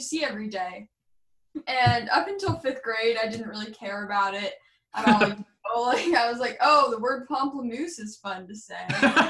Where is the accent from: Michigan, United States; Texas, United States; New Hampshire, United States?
New Hampshire, United States; also born or lived in Arizona / Lebanon, New Hampshire / Keene, New Hampshire; I was originally born in Arizona, but I've basically entirely grown up in New Hampshire. I lived in Lebanon, and now I live in Keene, New Hampshire.